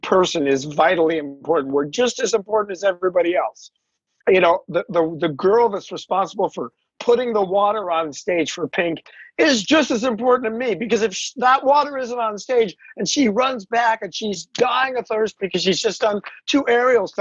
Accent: Los Angeles, California, United States; I grew up in the San Fernando Valley

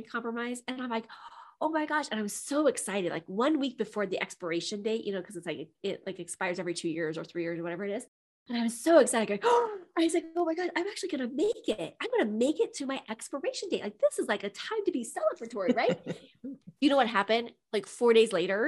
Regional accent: Midwest, United States; I'm from the Midwest

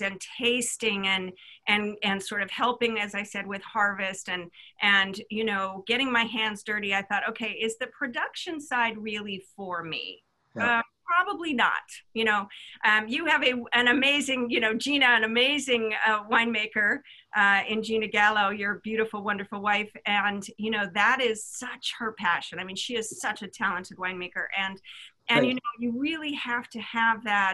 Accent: Midwest, United States; I grew up in the Midwest

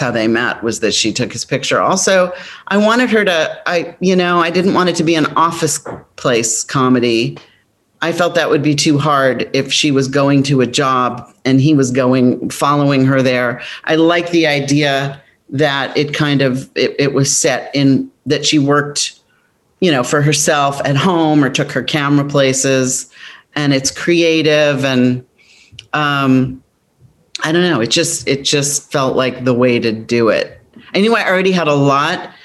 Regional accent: Palos Verdes, California, United States; I grew up in Palos Verdes

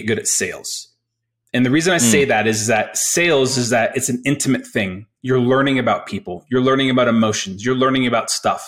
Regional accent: Colorado, United States; I'm from Colorado, not from, but I grew up in Colorado, basically went to CU Boulder

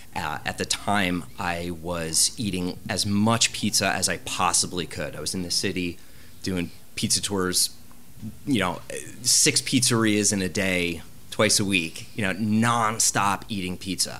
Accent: United States; the pizza I grew up eating in New Jersey and New York

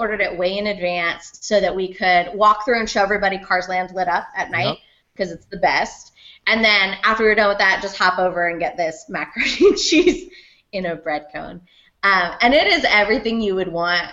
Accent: Southern California, United States; moved away; we grew up in Southern California

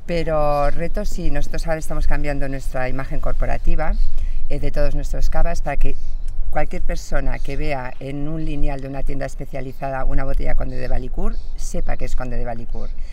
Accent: Pamplona, Navarre, Spain; mi origen es navarro, soy de Pamplona

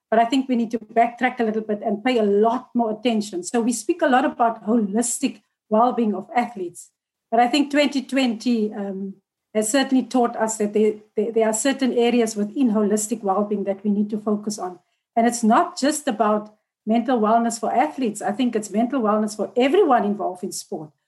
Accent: South Africa; as a South African public

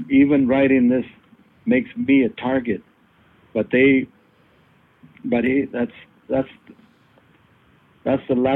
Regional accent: San Jose, California, United States; you know, you're from Santa Cruz, I'm from San Jose.

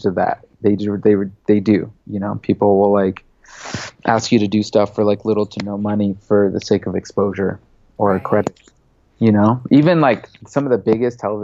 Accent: United States; first language English; also born or lived in Lebanon; I'm American, you know, I'm more American than I am Lebanese in my eyes, just because English was my first language

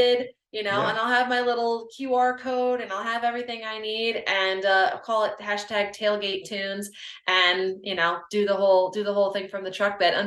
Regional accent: Finger Lakes region of New York, United States; now in New Jersey, United States; I'm originally from the Finger Lakes region of New York

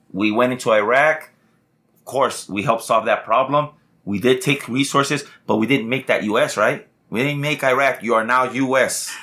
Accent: United States; proud to say we're, we're an American

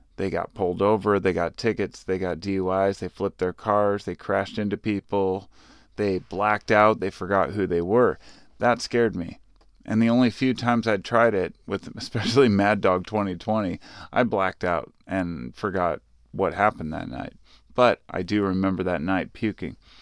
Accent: Portland, United States; I lived in Portland. Well, I grew up in the Portland area.

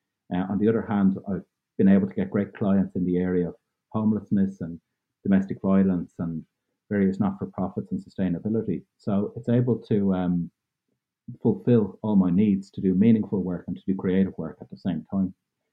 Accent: Dublin, Leinster, Ireland; also born or lived in Cork / Roscommon; I was born in Cork in the south of Ireland, and we moved to Dublin when I was 5, and then moving to Roscommon when I was 13.

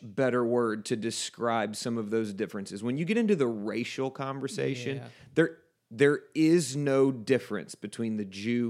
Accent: Texas, United States; That's like saying you're from Mexico, Chris, because I was born and raised in South Texas.

